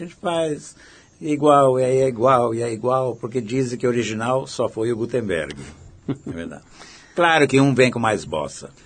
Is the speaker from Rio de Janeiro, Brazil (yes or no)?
no; Araraquara, São Paulo, Brazil; moved away; a Araraquara, onde eu nasci